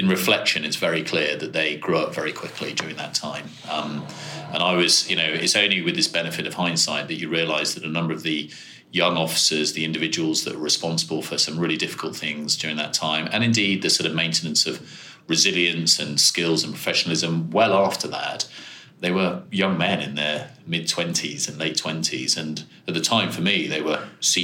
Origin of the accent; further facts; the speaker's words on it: Birmingham, West Midlands, United Kingdom; I grew up in Birmingham, schooled in Birmingham